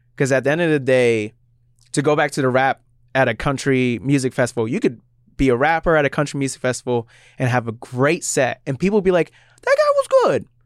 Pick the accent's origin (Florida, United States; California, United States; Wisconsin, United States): Florida, United States; now in Seattle, United States; I grew up in Florida